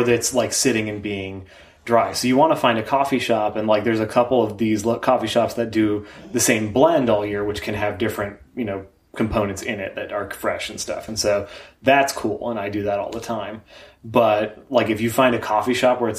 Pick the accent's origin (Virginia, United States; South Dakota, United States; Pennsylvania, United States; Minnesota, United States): Minnesota, United States; also born or lived in New York / Chicago; I grew up in Minnesota and then lived in New York and Chicago and then moved back here to start the career